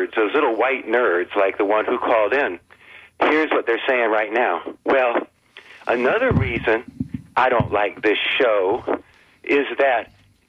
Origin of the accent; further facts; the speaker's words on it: Clearwater, Florida, United States; I grew up in Tom Cruise's town, Clearwater